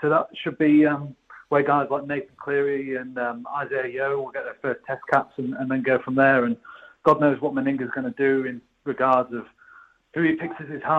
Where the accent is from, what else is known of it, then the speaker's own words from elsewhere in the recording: England, United Kingdom; as an Englishman